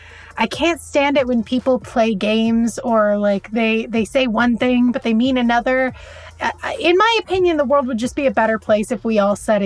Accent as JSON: {"language": "English", "region": "Southern California", "country": "United States", "tie": "born or raised there", "also_born_or_lived": "New Mexico", "said": "I'm 26 years old. I was born and raised in Southern California, except for the last 6 months where I've been in New Mexico, but I'm coming back to Los Angeles in July."}